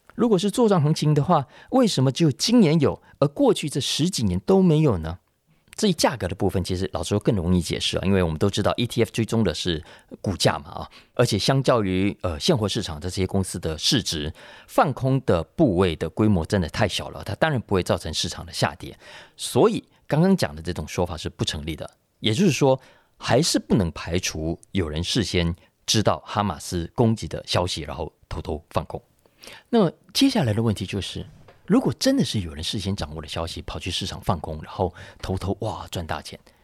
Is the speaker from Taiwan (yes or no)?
yes; Taiwan; 我们台湾人